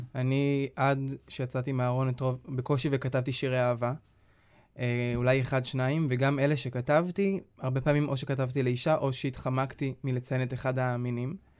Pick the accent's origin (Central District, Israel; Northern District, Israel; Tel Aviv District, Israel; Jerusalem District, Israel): Northern District, Israel; Nir Yafe; אני גדלתי במושב אה, ניר יפה, במושב בצפון, אה, ליד עפולה